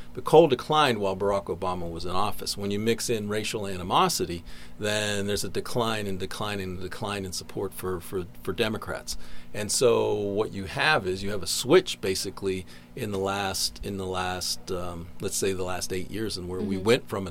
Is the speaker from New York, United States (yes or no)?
no; Pittsburgh, Pennsylvania, United States; now in West Virginia, United States; I grew up in Pittsburgh